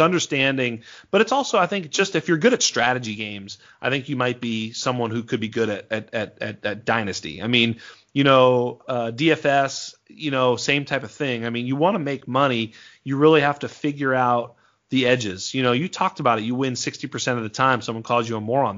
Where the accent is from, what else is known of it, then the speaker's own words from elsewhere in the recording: Massachusetts, United States; I'm from Massachusetts